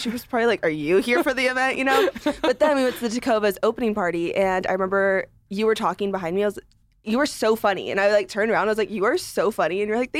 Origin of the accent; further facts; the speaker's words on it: Santa Clarita, California, United States; also born or lived in San Diego; I'm from Santa Clarita, California, which is suburb of LA.